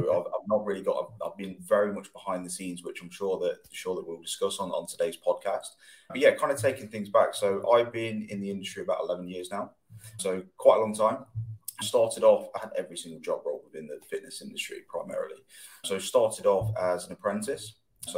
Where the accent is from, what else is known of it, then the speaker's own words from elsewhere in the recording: Loughborough, East Midlands, United Kingdom; I'm from Loughborough